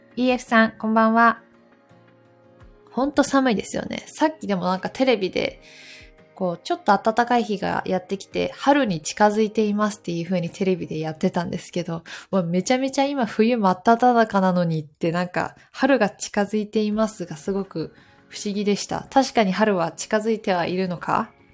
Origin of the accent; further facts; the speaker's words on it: Takayama, Gifu, Japan; moved away; 私の生まれ故郷の岐阜県の飛騨高山に帰っておりました